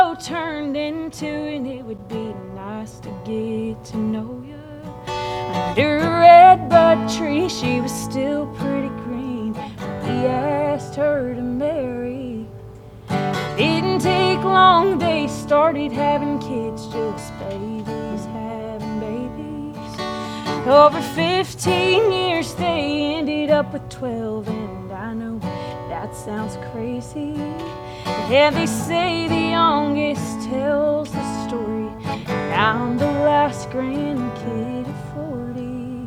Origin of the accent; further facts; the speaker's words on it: Medford, Oklahoma, United States; I'm originally from Medford.